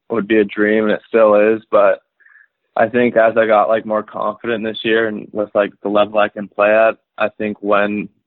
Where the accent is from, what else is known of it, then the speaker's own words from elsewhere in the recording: Calgary, Alberta, Canada; also born or lived in Whitefish, Montana, United States / Michigan, United States; it's like my hometown